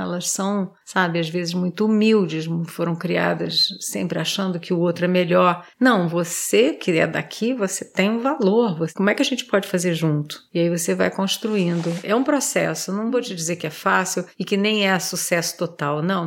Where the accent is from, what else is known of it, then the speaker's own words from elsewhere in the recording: Brazil; nós somos brasileiros